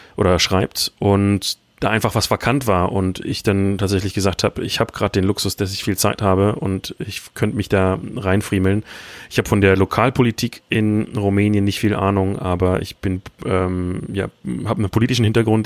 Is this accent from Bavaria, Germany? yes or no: no; Berlin, Germany; moved away as an adult; also born or lived in Hamburg / Iceland; now in Romania; ich komme ursprünglich aus Berlin